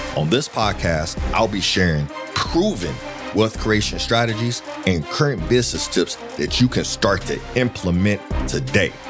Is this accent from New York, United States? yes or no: no; Akron, Ohio, United States; I'm a kid from Akron